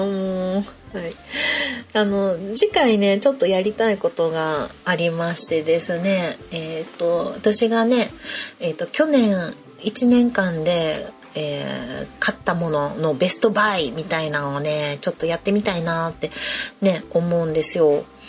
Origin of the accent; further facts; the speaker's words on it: Kansai, Japan; やっぱり関西人なんで